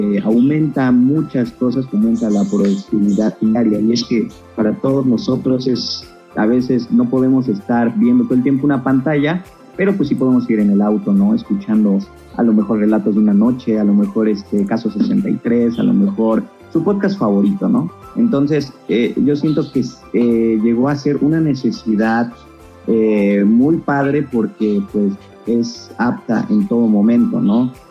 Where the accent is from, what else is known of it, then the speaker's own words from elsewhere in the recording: Mexico; Nosotros como mexicanos